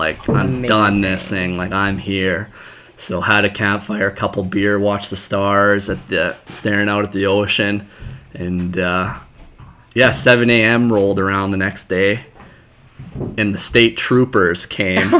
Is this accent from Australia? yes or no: no; Canada; I was from Canada